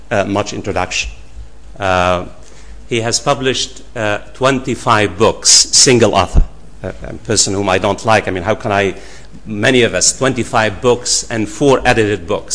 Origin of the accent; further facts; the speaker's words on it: United States; I'm an American myself